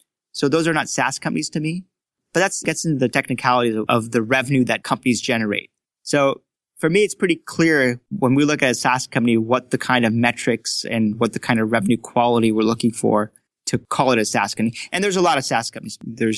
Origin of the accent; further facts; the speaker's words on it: Frankfurt, Hesse, Germany; So I grew up in Frankfurt, Germany, and I started my academics in German school, actually.